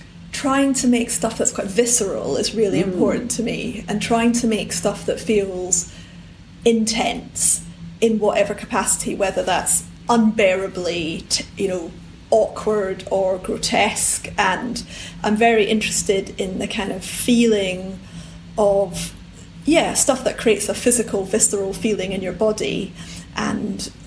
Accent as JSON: {"language": "English", "town": "Edinburgh", "region": "Scotland", "country": "United Kingdom", "tie": "born or raised there", "said": "In Edinburgh."}